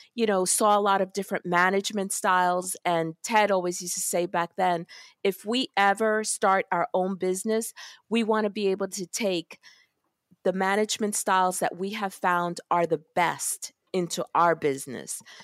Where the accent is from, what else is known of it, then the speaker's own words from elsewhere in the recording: New York City, New York, United States; I was born in Brooklyn, in Park Slope, Brooklyn